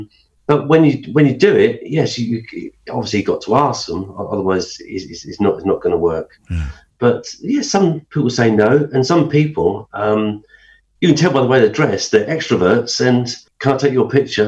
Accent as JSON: {"language": "English", "town": "High Wycombe", "region": "South East England", "country": "United Kingdom", "tie": "born or raised there", "also_born_or_lived": "London", "said": "Well, I was born in London. I was born in Chelsea. In the 60s, we moved around and we ended up in High Wycombe."}